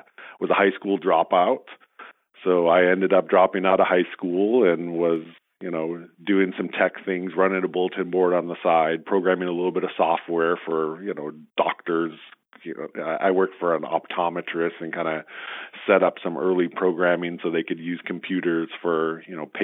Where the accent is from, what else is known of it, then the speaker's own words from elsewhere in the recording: Southern California, United States; also born or lived in Michigan; now in San Jose, United States; my dad switched careers and got into aerospace, which brought us to Southern California.